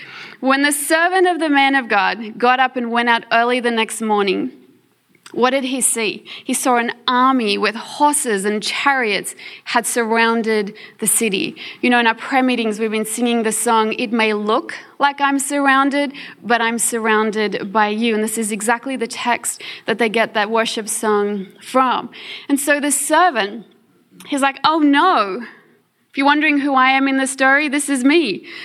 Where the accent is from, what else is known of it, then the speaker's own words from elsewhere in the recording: South Africa; born there; The rest of us, well, I'm born in South Africa, but I'm on an Australian passport. I'm an Australian citizen.